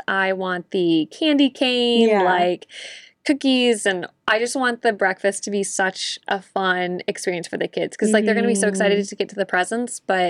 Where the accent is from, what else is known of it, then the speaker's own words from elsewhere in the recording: Texas, United States; as a Texan, we do tamales every Christmas morning.